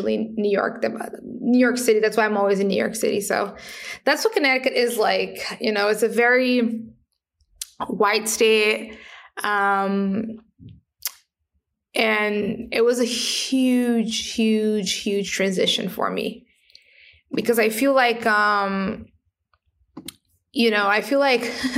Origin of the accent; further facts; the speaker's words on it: Paraty, Rio de Janeiro, Brazil; English is a second language; moved away; I was born in Brazil, born in a favela or a slum, right, which is a really complex space. Then I grew up in a traditional community, which helped me to connect with lots of truly amazing people. It's called Parati